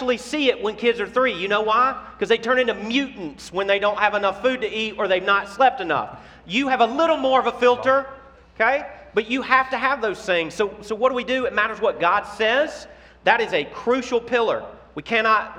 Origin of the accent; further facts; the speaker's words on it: Memphis, Tennessee, United States; I'm from Memphis, Tennessee